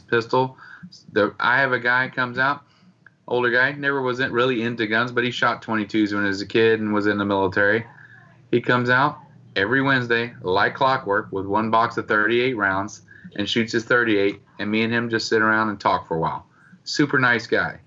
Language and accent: English; Florida, United States; I'm from Florida